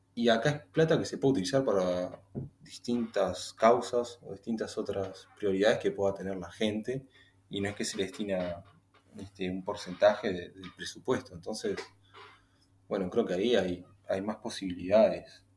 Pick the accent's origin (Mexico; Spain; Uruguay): Uruguay; como, como uruguayo